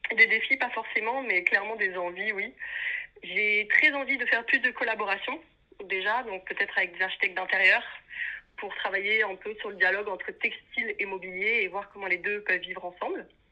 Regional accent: Paris, Île-de-France, France; moved away as an adult; now in Brussels, Belgium; je suis née à Paris, donc c'est là-bas que j'ai commencé euh, mes études

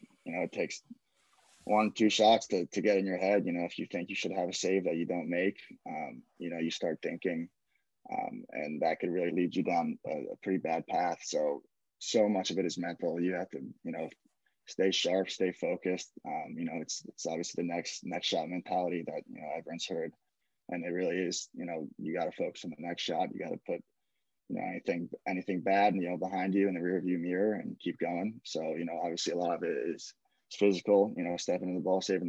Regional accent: Ridgewood, New Jersey, United States; I'm from Ridgewood, New Jersey, born and raised

